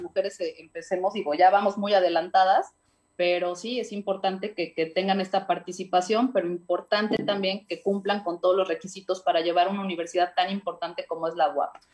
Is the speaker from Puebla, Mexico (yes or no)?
yes; Puebla, Mexico; como ciudadana y como muchos poblanos